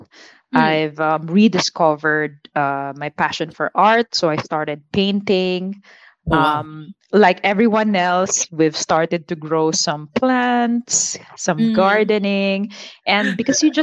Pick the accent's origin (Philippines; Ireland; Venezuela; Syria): Philippines; moved away as an adult; now in Singapore; I am proudly born and raised in the Philippines, but Singapore has been my second home for more than 12 years now